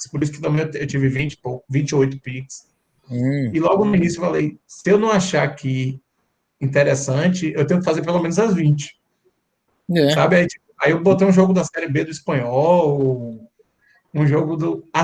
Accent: Salvador, Bahia, Brazil; E como eu sou daqui, eu sou de Salvador

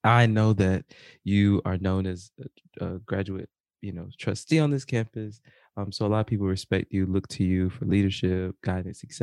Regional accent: South Carolina, United States; moved away as an adult; I'm from South Carolina. Yeah. I'm from South Carolina.

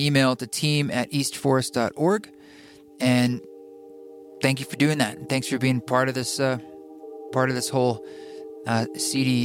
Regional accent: Portland, Oregon, United States; moved away; my hometown of Portland, Oregon

